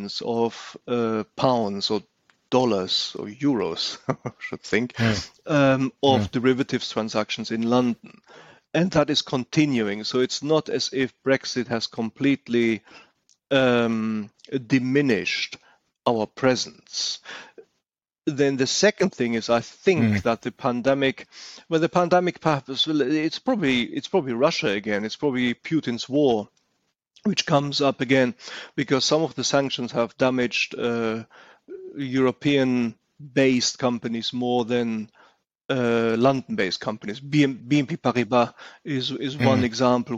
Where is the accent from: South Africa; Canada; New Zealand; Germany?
Germany; accent: German; English is a second language; now in United Kingdom; I'm German by the way I speak